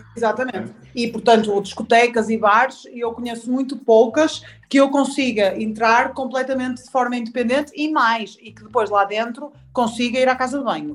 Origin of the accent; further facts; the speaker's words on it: Porto, Norte, Portugal; sou do Porto. Sou do Porto.